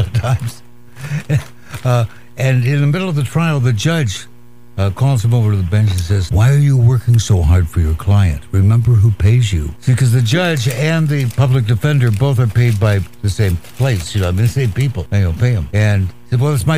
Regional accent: Walla Walla, Washington, United States; my hometown of Walla Walla, Washington

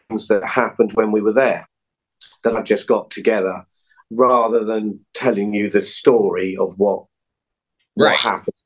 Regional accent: England, United Kingdom; I'm English

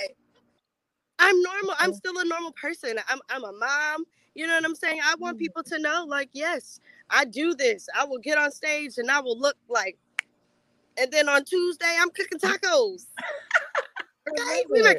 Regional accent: Fort Mill, South Carolina, United States; I'm originally from Fort Mill, South Carolina. It's a little small town right outside of Charlotte, North Carolina.

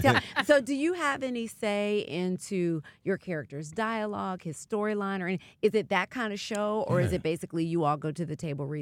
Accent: New York, United States; even though I'm a New Yorker

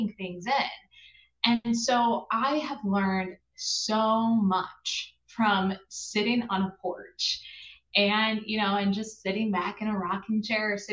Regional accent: Midwest, United States; moved away as an adult; also born or lived in Appalachia; now in New York, United States; I grew up in the Midwest, and then I've also lived in Appalachia, as well as right now I live in the Northeast

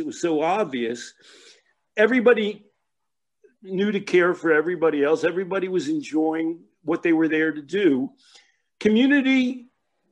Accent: Philadelphia, Pennsylvania, United States; I'm from Philadelphia. Before I was a teenager, my father had a shoe store

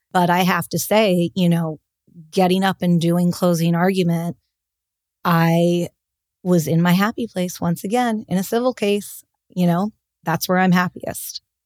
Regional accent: Los Angeles, California, United States; also born or lived in Boston; I grew up in Los Angeles

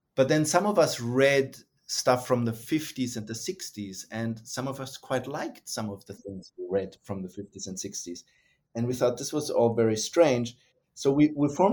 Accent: Germany; moved away as an adult; also born or lived in United States; now in Australia; was born and raised in Germany, got interested in Russia and then the Soviet Union, and then was trained in the United States and ended up in Australia

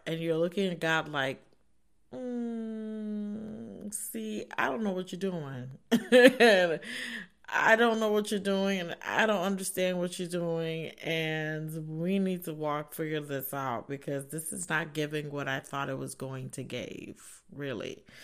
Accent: Northern Virginia, United States; moved away as an adult; now in Ohio, United States; I am from Northern Virginia, so I moved to a new state

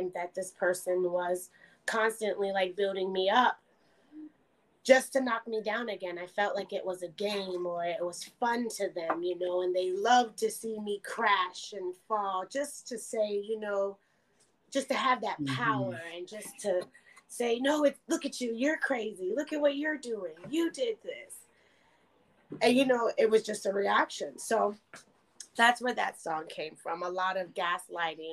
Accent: Austin, Texas, United States; moved away as an adult; also born or lived in Tennessee; now in Buffalo, United States; I am from Austin, Texas. I was born and raised there.

